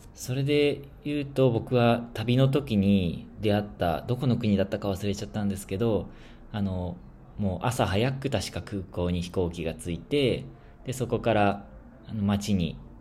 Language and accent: Japanese; Japan; moved away as an adult; now in Tanzania